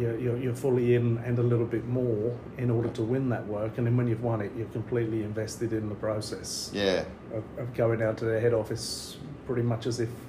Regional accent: London, United Kingdom; moved away as an adult; now in Australia; I'm not naturally from this part of the world. I'm from the East End of London. Yep. That's where I grew up. It was a pretty rough place.

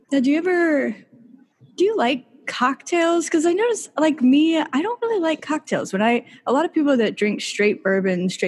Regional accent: Iowa, United States; now in New York City, United States; that's that's like my hometown. There's only two shops. One was my dad's.

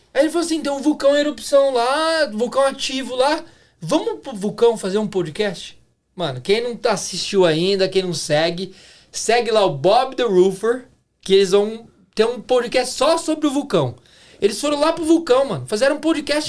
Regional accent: Brazil; now in Canada; nós somos brasileiros, saímos de algum lugar e estamos em outro

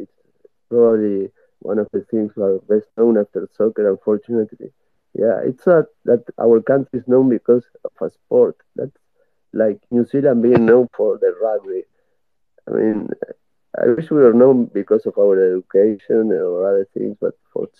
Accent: Uruguay; I am from South America.

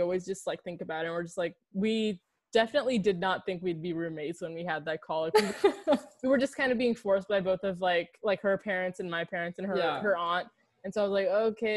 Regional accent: Phoenix, Arizona, United States; moved away as an adult; now in Washington, DC, United States; I'm Pakistani American Muslim. I'm from Phoenix, Arizona

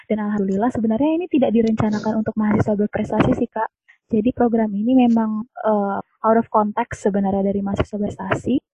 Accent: West Kalimantan, Indonesia; Nah, aku asalnya dari, dari Kalimantan Barat

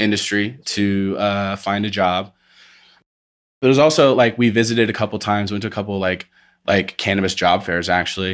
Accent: Indiana, United States; moved away as an adult; now in Colorado, United States; I'm from, uh, Indiana, Midwest, born and raised till I was twenty-one, moved out here when I was twenty-one

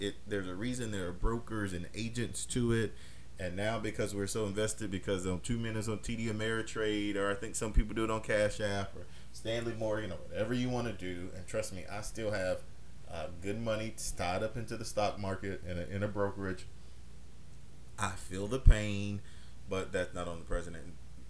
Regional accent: Germany; born there; also born or lived in Europe; I mean, I was born in Europe. I was born in Germany. So I have that liberty to say, hey, sometimes Europeans are reckless

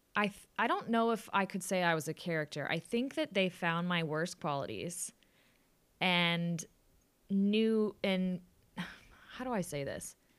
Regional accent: Austin, Texas, United States; moved away as an adult; also born or lived in New York City; now in New York, United States; I was born in New York City, but moved to Austin, obviously, in the year two thousand. Um, so lived, lived there, played volleyball in high school

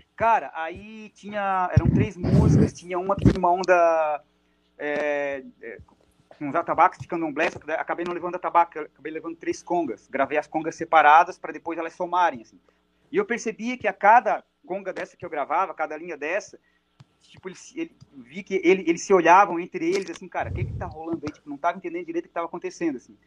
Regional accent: Araranguá, Santa Catarina, Brazil; a minha cidade natal é uma cidade perto de, de Criciúma, a 30 quilômetros de Criciúma, chamada Araranguá.

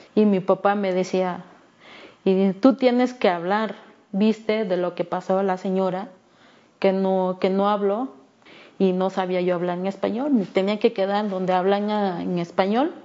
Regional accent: Ayutla de los Libres, Guerrero, Mexico; first language Me'phaa; Spanish is a second language; soy del estado de Guerrero, mi comunidad se llama Barranca Guadalupe, del municipio de Ayutla de los Libres

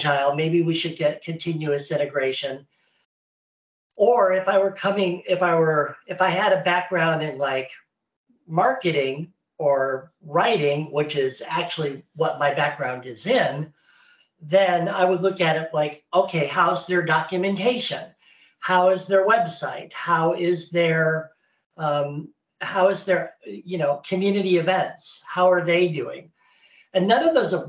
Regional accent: Indiana, United States; moved away as an adult; now in North Carolina, United States; I live in North Carolina in the United States. I am from Indiana. And so this is my first time living away from there.

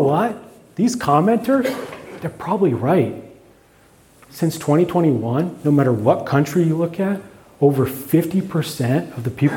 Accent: Canada; by being Canadian

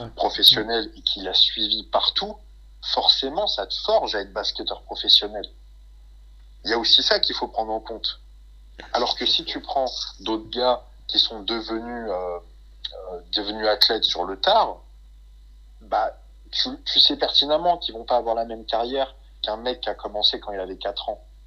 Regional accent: France; on est français

